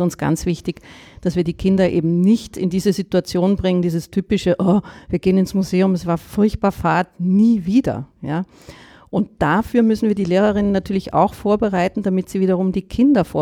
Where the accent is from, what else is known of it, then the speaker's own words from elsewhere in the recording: Germany; moved away as an adult; now in Vienna, Austria; Ich bin eine Deutsche. Ich sage es gleich voraus, äh, muss alle vorwarnen. Bin aber schon seit zwölf Jahren in Wien durch die Liebe, durch meinen Mann nach Wien gekommen, der Österreicher ist.